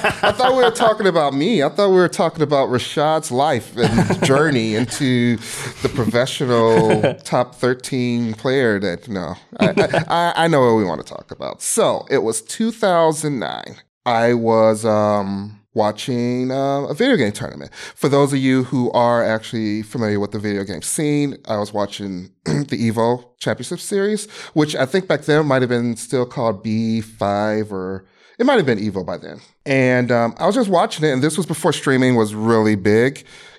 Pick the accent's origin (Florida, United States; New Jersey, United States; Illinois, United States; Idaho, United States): Illinois, United States; Chicago; I grew up in Chicago, Illinois. Still live there. Been there 40 years of my life.